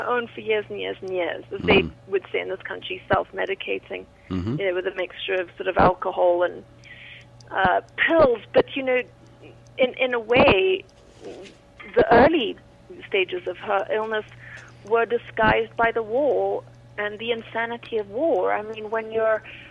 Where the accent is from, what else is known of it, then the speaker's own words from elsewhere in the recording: Zimbabwe; now in Wyoming, United States; growing up in Rhodesia during a civil war